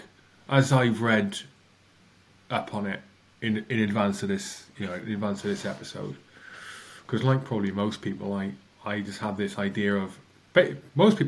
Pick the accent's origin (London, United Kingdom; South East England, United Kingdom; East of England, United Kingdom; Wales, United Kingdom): Wales, United Kingdom; I'm Welsh